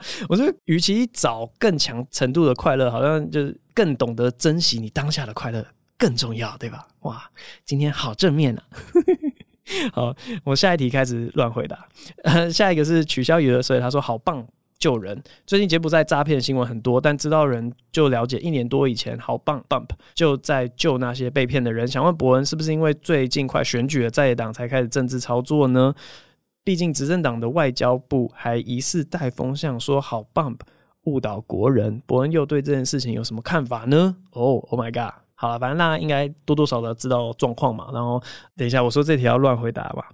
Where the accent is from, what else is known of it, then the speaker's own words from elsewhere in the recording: Taiwan; 我之前当替代役的时候，我在那个台北市劳动局